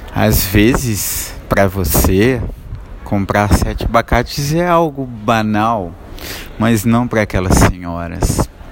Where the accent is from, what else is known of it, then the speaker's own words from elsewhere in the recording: Nova Lima, Minas Gerais, Brazil; Hoje eu saí da minha cidade natal, Nova Lima, que é vizinha a Belo Horizonte